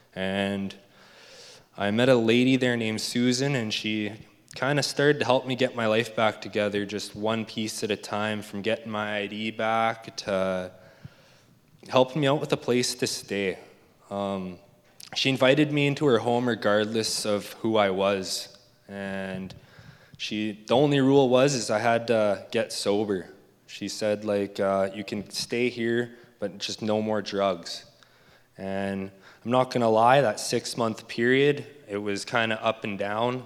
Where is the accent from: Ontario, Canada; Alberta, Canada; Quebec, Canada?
Alberta, Canada; Leduc; I was born and raised in Leduc, Alberta